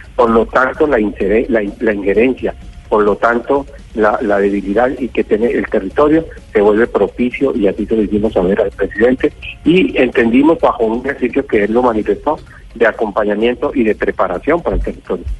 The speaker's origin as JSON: {"language": "Spanish", "region": "Arauca", "country": "Colombia", "said": "tenemos los araucanos"}